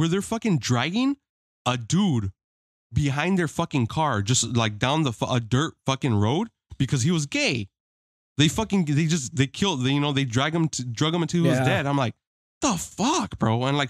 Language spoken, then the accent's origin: English; United States; I'm American. Yes. Like I'm Mexican descent, but I was fucking born here.